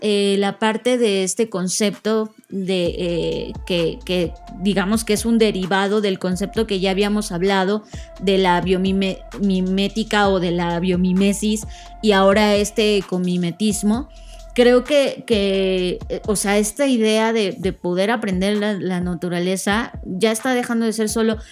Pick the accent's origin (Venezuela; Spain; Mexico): Mexico; somos mexicanos